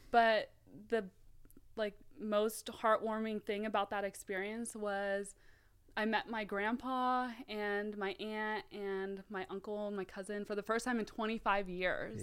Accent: Mountain View, California, United States; born or raised there; also born or lived in South Africa / San Jose

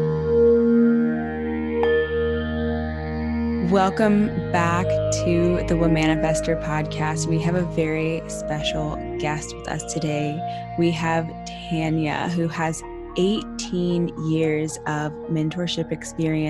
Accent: Houston, Texas, United States; I'm from Texas as well. I don't know if you know that, but I was born in Houston

